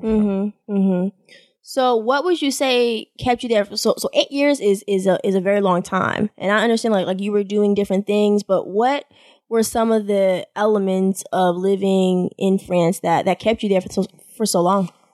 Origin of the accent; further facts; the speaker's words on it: Boston, Massachusetts, United States; I've never stayed anywhere outside of my hometown, Boston